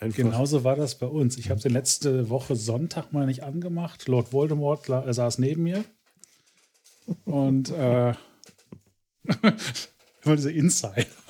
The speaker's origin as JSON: {"language": "German", "area": "Ruhr area", "region": "North Rhine-Westphalia", "country": "Germany", "said": "ich komme aus dem Ruhrgebiet"}